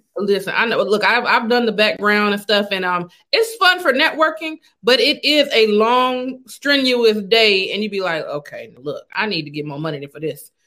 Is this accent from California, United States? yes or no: yes; Los Angeles, California, United States; I'm actually from Los Angeles